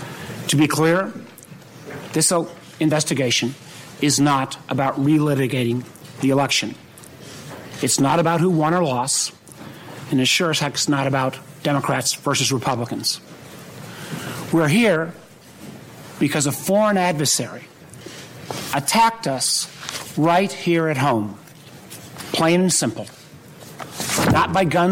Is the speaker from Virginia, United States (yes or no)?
yes; Virginia, United States; In my home state of Virginia, we have elections this year in 2017.